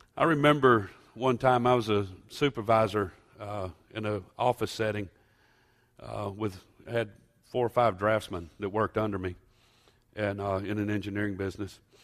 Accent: United States; I am an American.

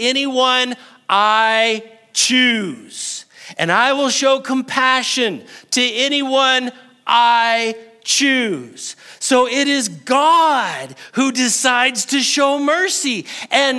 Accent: New Mexico, United States; I am very New Mexican, and sometimes I'm Texan whenever I say y'all

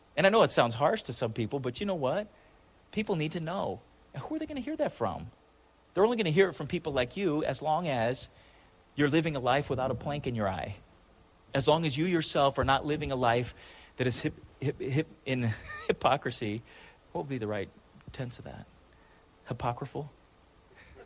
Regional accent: Chula Vista, California, United States; I grew up in Chula Vista, which is South Side San Diego

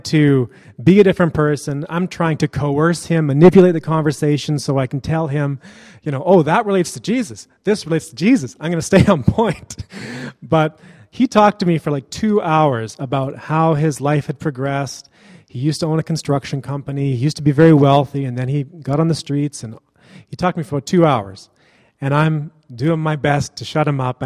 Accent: Kelowna, British Columbia, Canada; From my hometown, Kelowna

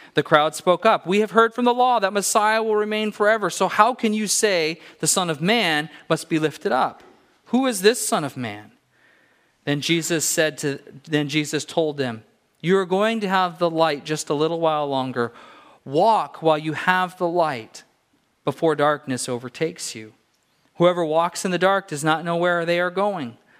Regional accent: California, United States; moved away; I grew up in California

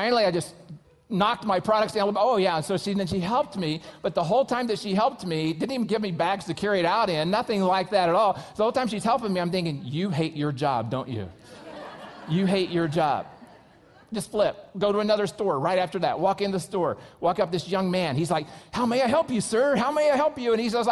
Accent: United States; I'm an American

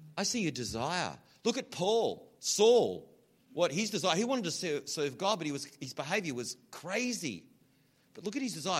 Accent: Australia; accent: Australian; I have to kind of change my accent a little bit, otherwise, you don't understand me. So it's funny, I have to sort of slide into this other thing. You, should hear me when I'm like really Australian.

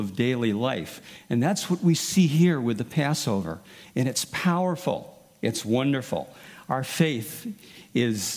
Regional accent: United States; We as American Christians

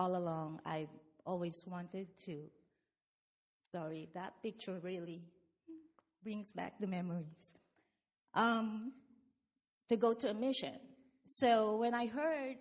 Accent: Philippines; now in United States; I came from the Philippines.

